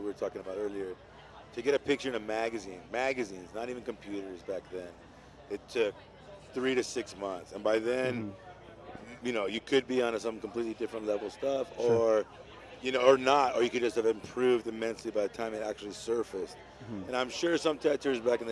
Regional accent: Southern California, United States; now in San Francisco, United States; I grew up in Southern California

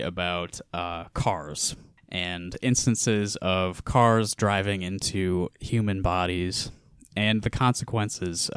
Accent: Iowa, United States

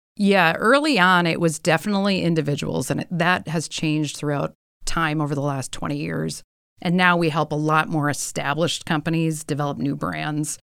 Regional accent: Milwaukee, Wisconsin, United States; moved away as an adult; also born or lived in Minnesota; I grew up in Milwaukee.

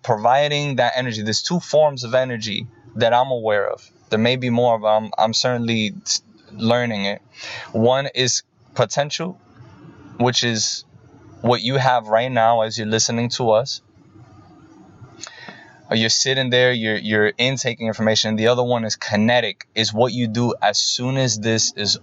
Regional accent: New York, United States; moved away; also born or lived in Boston; I am from Boston. I'm originally from New York. I live here in the United States, born and raised here.

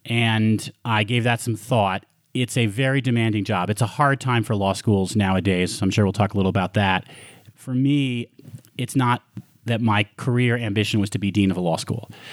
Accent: Westchester County, New York, United States; moved away as an adult; also born or lived in Montreal, Canada / Bronx, New York; now in Colorado, United States; Then I moved to Westchester County when I was seven, and there I went to elementary school, middle school, high school

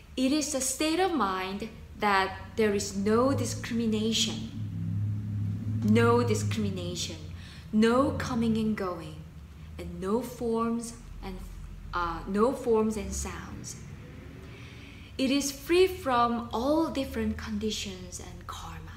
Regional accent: South Korea; moved away; I learned Korean. I was born in Korea.

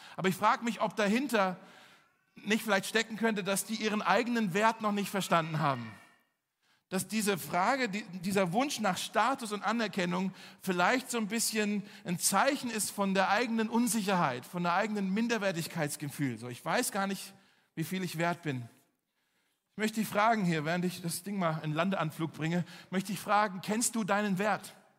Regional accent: Berlin, Germany; zum Glück sind wir aus Charlottenburg

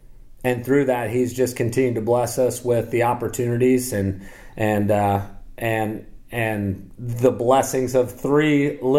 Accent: Midwest, United States; now in US South; my faith is, you know, growing up in the Midwest and growing up in a Catholic family, and in the 80s, you know, and the 90s, faith isn't something that you really talk about a whole lot.

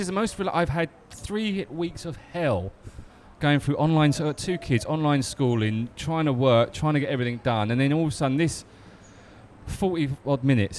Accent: Southend-on-Sea, East of England, United Kingdom; moved away; growing up in South End

